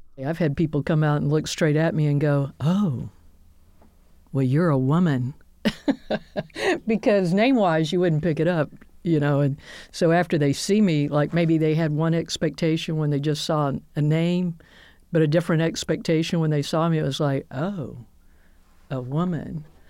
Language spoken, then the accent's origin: English; Birmingham, Alabama, United States; I grew up here in Birmingham